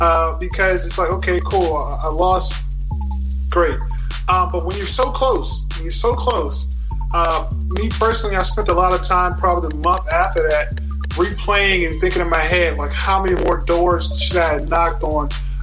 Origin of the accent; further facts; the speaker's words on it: Brunswick County, Virginia, United States; also born or lived in Richmond, Virginia; I was born in the city of Richmond and I grew up in Brunswick County, Virginia, which is a rural part of the actual Commonwealth.